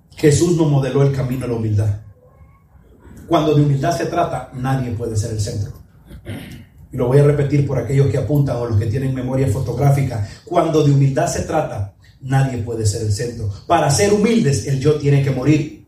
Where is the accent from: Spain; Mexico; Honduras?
Honduras; north coast of Honduras; yo soy castellanos de la costa norte de Honduras